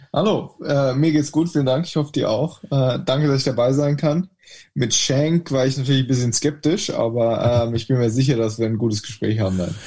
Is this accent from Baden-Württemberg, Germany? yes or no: yes; Sandhausen, Baden-Württemberg, Germany; ich ähm, in Sandhausen aufgewachsen bin